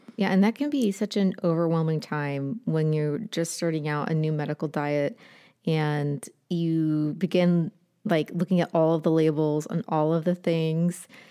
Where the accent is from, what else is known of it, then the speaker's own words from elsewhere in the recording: Appalachia, United States; I'm from Appalachia